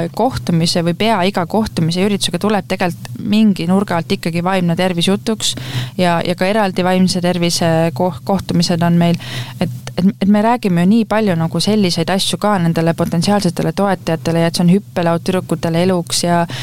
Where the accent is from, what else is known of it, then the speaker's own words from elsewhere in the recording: Rapla, Rapla County, Estonia; ma olen äh, Raplast pärit, ma olen eluaeg Raplas elanud